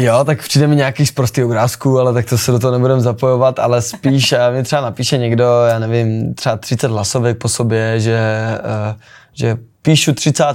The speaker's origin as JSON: {"language": "Czech", "town": "Olomouc", "region": "Olomouc Region", "country": "Czechia", "said": "učím u nás doma v Olomouci"}